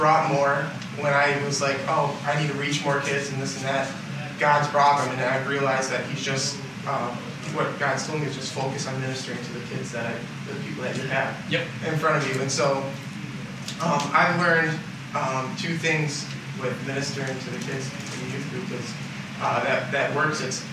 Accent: Wisconsin, United States; now in California, United States; I'm from Wisconsin originally

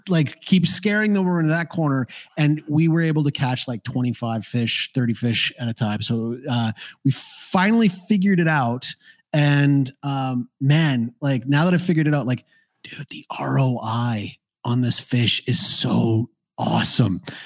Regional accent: Canada; moved away as an adult; now in Paraguay; I'm Canadian

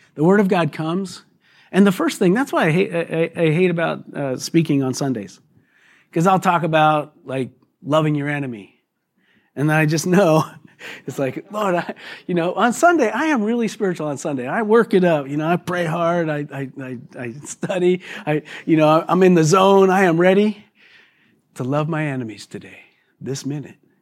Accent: United States; us weak American Christians

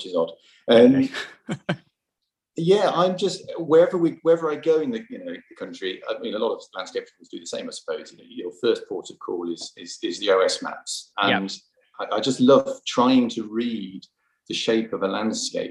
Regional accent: Birmingham, West Midlands, United Kingdom; also born or lived in New Zealand; now in Bristol, United Kingdom; I was brought up in Birmingham

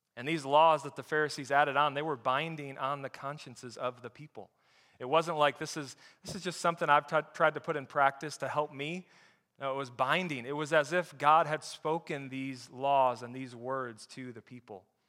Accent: Flint, Michigan, United States; I grew up in Flint, Michigan

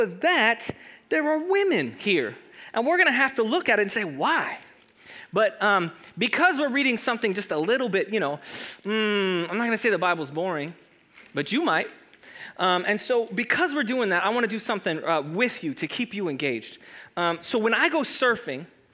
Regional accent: Los Angeles, California, United States; also born or lived in Chula Vista, California; I grew up in Los Angeles, for those who don't know. And then after Los Angeles, my family moved me to San Diego, to Chula Vista particularly

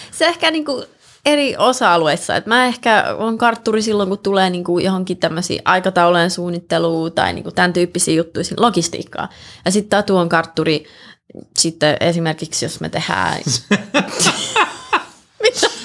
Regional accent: Helsinki, Uusimaa, Finland; moved away as an adult; also born or lived in Colorado, United States / Russia; now in Los Angeles, United States; mä oon syntynyt niin. Helsingissä, joo. Mun äiti kävi synnyttämässä mut Suomessa ja sitten tuli tänne

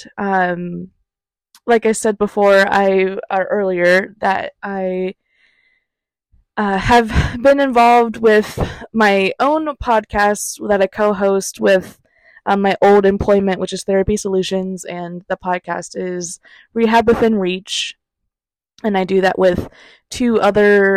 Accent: Ohio, United States; I'm originally from Ohio, born and raised there

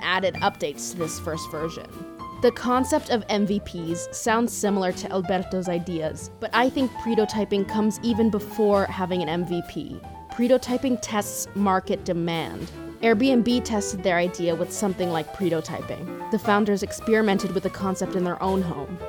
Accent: San Francisco Bay Area, California, United States; I'm from the Bay Area, and my dad spent his entire career in the Silicon Valley tech industry.

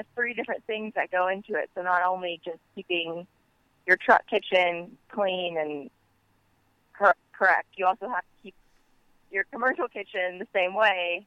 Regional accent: Santa Clarita, California, United States; moved away as an adult; now in Ventura, United States; I'm from Santa Clarita

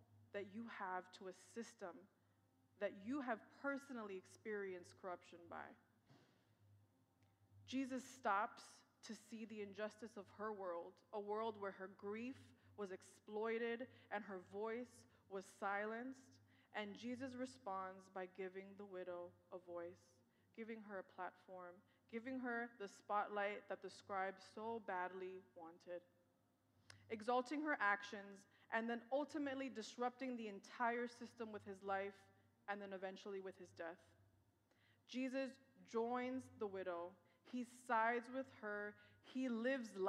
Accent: New York City, New York, United States; I was born and raised in New York.

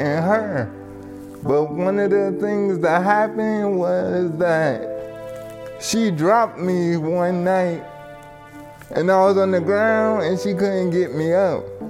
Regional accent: Somerset, New Jersey, United States; I'm from Somerset, New Jersey

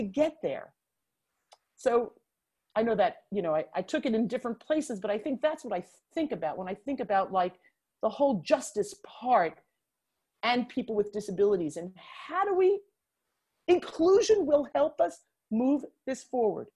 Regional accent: New York, United States; as a New Yorker

